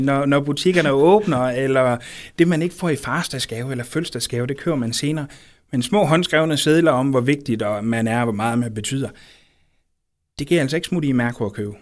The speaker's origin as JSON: {"language": "Danish", "town": "Aarhus", "region": "Central Denmark Region", "country": "Denmark", "tie": "born or raised there", "said": "jeg er født og opvokset i Brabrand, som, som ligger lidt uden for Aarhus"}